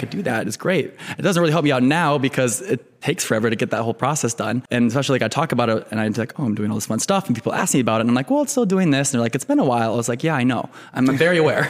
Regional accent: Cedar Rapids, Iowa, United States; moved away as an adult; also born or lived in California / Minneapolis; now in Chicago, United States; I grew up in Eastern Iowa, Cedar Rapids

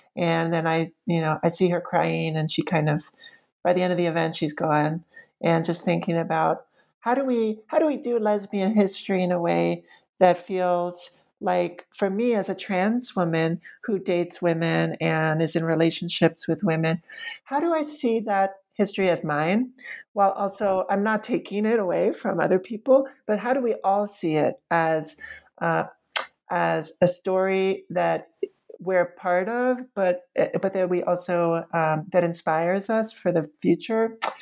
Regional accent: New York City, New York, United States; moved away as an adult; now in Roanoke, United States; I had been raised with as a New Yorker

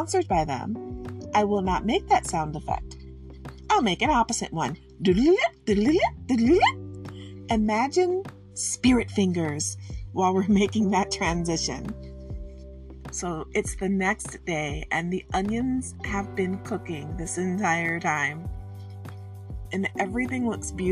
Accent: Michigan, United States; I'm from Michigan, and I'm going to say it how I say it. And that's how it is. It's a regional thing

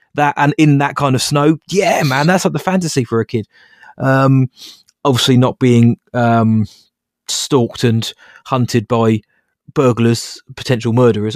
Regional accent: near Bracknell, South East England, United Kingdom; a place called Bracknell about, Bracknell about half an hour away, 'cause we didn't have a theatre in my hometown, which we do now.

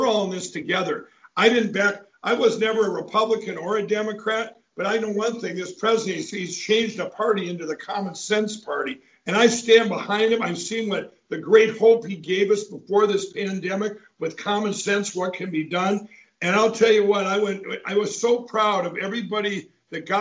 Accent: Minnesota, United States; my home state of Minnesota

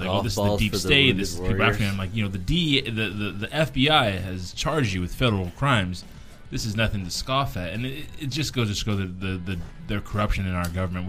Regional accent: United States; As an American citizen, if I know you're coming out, while you're in there, I want you really, really working on yourself

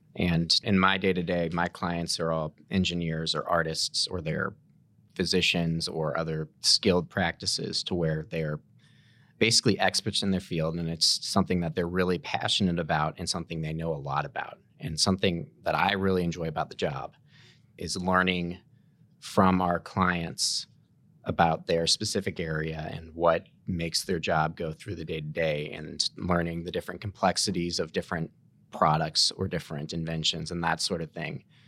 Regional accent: St. Louis, Missouri, United States; also born or lived in Kansas City; I was born and raised in Saint Louis

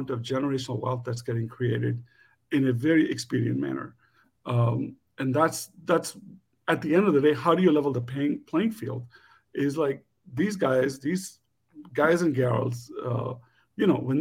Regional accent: India; And as an Indian entrepreneur, South Asian entrepreneur back in the day

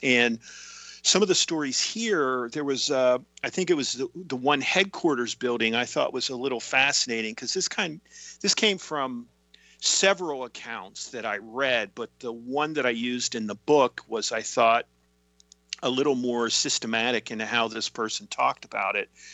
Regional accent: Tyrone, Pennsylvania, United States; my hometown of Tyrone, Pennsylvania

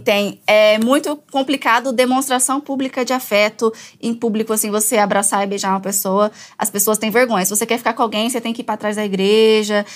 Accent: Tabaporã, Mato Grosso, Brazil; moved away; sou de Tabaporã, Mato Grosso

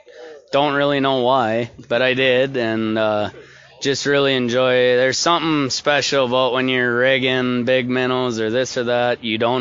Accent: Bemidji, Minnesota, United States; born or raised there

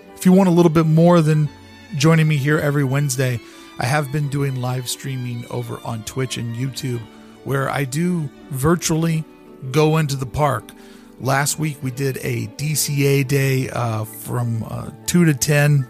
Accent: Louisville, Kentucky, United States; also born or lived in Toronto, Ontario / Buffalo, New York; now in Southern California, United States; I lived in my hometown of Louisville, Kentucky

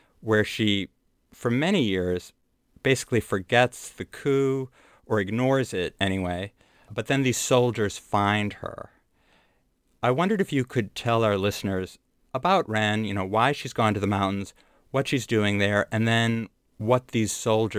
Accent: Lake Michigan, Midwest, United States; I grew up on Lake Michigan, which has kind of yellow, sandy beaches, and the water is very cold there as well.

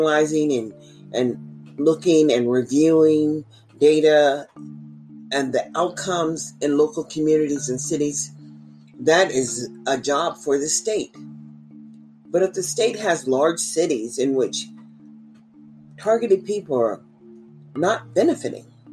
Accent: United States; as American citizens

